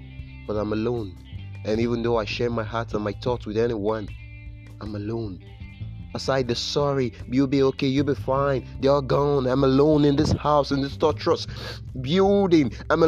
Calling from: Benin City, Edo, Nigeria; I'm reaching you from Nigeria, Benin City.

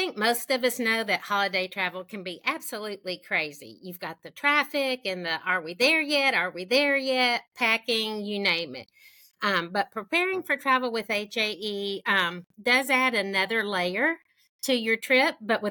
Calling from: Birmingham, Alabama, United States; I'm joining from Sweet Home, Alabama, here in Birmingham.

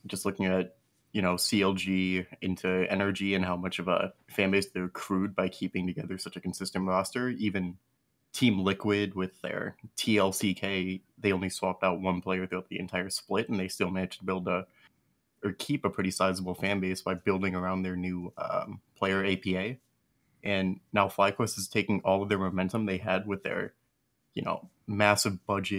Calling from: Wisconsin, United States

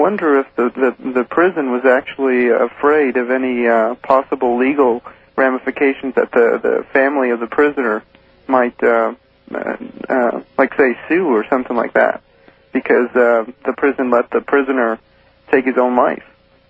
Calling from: Tempe, Arizona, United States; I'm calling from Tempe, Arizona.

